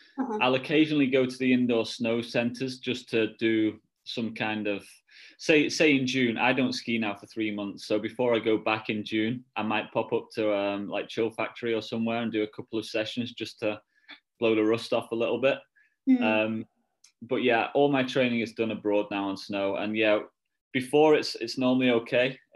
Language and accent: English; United Kingdom; as a Brit